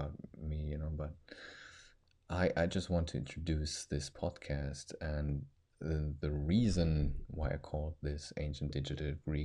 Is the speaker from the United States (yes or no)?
no; Germany; English is a second language; I'm actually a second or third generation kid that was born actually in Germany